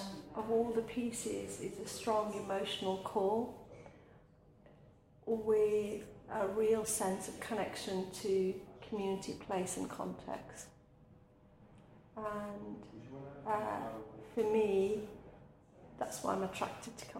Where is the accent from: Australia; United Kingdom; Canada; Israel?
United Kingdom; Midlands; also born or lived in India / Manchester; I'm a migrant child from India who grew up in a very urban working class environment in the Midlands